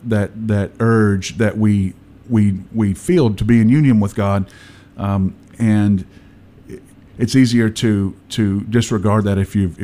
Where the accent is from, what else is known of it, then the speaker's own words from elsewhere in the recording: Mississippi, United States; I'm from Mississippi too